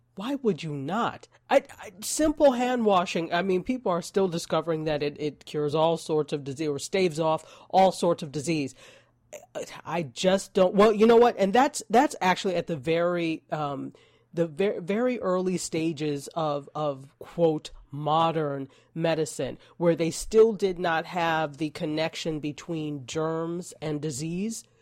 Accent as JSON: {"language": "English", "region": "New York", "country": "United States", "said": "I am a New Yorker"}